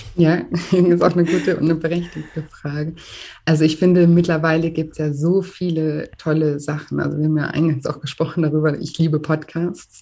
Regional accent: Germany; bei uns in Deutschland

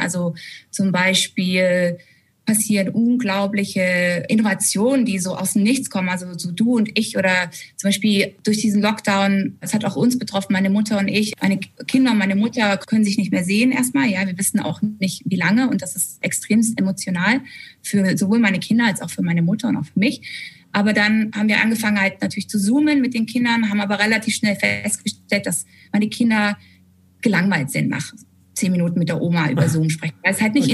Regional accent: Germany; also born or lived in San Francisco / Hamburg; ich als Deutsche

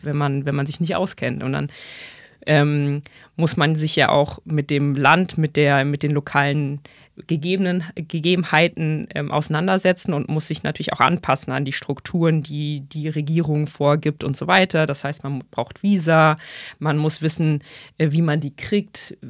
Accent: Bonn, North Rhine-Westphalia, Germany; moved away as an adult; also born or lived in Mainz; now in Hamburg, Germany; ich ursprünglich aus Bonn komme

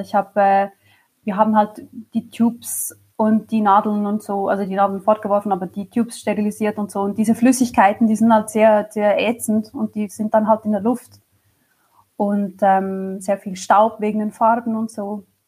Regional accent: Switzerland; ich komme aus der Schweiz

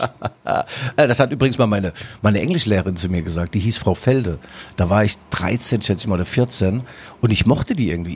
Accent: Mainz, Rhineland-Palatinate, Germany; now in Leipzig, Germany; bei uns in Mainz gibt es übrigens den berühmten Schwellkopf.

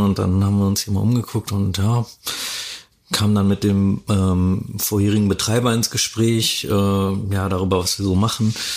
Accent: Dortmund, North Rhine-Westphalia, Germany; ich komme aus Dortmund oder aus dem Ruhrgebiet

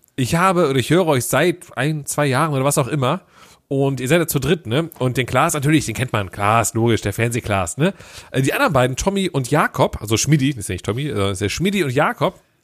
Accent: Düsseldorf, North Rhine-Westphalia, Germany; also born or lived in Cologne; Ich bin eigentlich gebürtiger Düsseldorfer

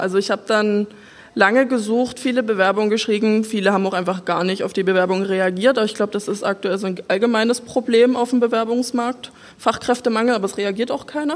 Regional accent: Saxony, Germany; also born or lived in Salzburg; ich bin gebürtige Sächsin ich stehe da auch voll dazu. Also ich komme aus einem kleinen Dorf, hier eine halbe Stunde weg von Dresden

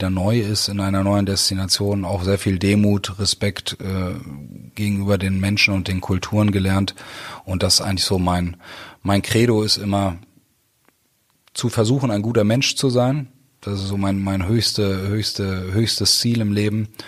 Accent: Germany; born there; Also ich bin in Deutschland geboren, bin im Ausland groß geworden, bin dann auch erst mit sechs äh, das erste Mal wirklich in Deutschland gelebt.

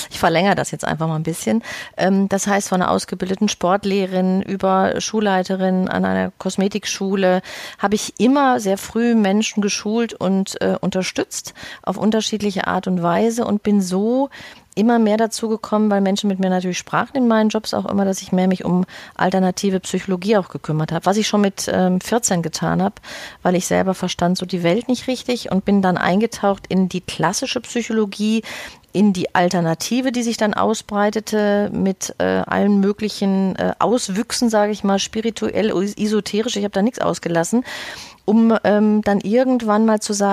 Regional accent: Bochum, North Rhine-Westphalia, Germany; now in Hamburg, Germany; bin ich eigentlich ein Kind aus dem Ruhrpott, richtig aus Bochum ähm, und habe da auch viele Jahre gelebt und bin vor zehn Jahren ungefähr nach Hamburg gegangen

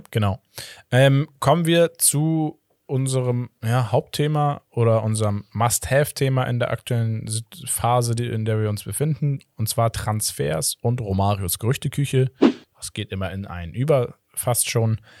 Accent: Brazil; German is a second language; now in Portugal; Als Brasilianer in Portugal sowieso, wir kennen diese, diese Spieler aus, aus den

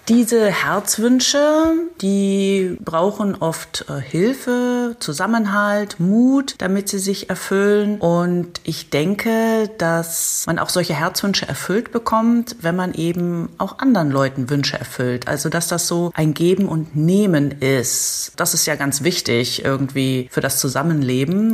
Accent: Berlin, Germany; moved away; in Berlin ja auch eine Art Heimat von mir, denn ich habe als Kind in Berlin gelebt und im Kiez Schöneberg

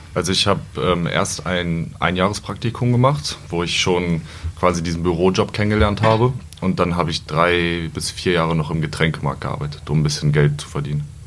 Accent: Peine, Lower Saxony, Germany; Ich komme gebürtig aus Peine, wohne da auch noch

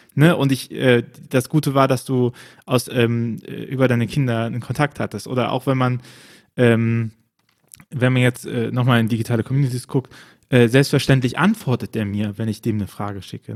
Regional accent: Bonn, North Rhine-Westphalia, Germany; mein Geburtsort im, im rheinischen äh, Bonn

